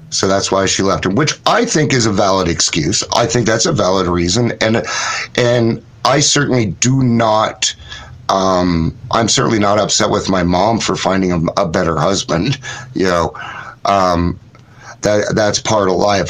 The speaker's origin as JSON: {"language": "English", "town": "Ogden", "region": "Utah", "country": "United States", "tie": "born or raised there", "said": "I grew up in um, Utah I was born in Ogden, Utah in 1970"}